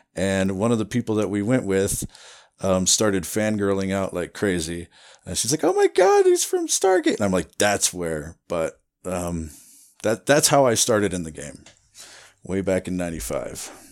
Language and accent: English; Iowa, United States; moved away as an adult; also born or lived in Running Springs, California; now in Wrightwood, United States; I grew up in Iowa